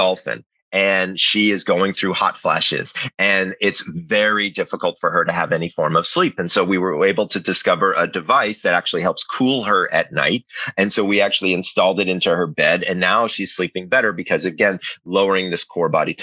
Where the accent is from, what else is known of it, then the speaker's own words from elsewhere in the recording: Atlanta, Georgia, United States; I grew up in Atlanta